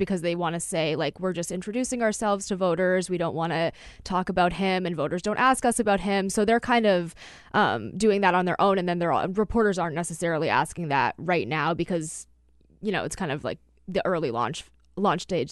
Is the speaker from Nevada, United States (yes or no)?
no; New Hampshire, United States; I'm from New Hampshire